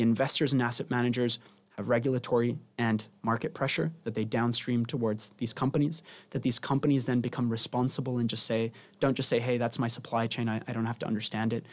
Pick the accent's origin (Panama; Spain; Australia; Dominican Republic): Spain; now in London, United Kingdom; I'm originally from Spain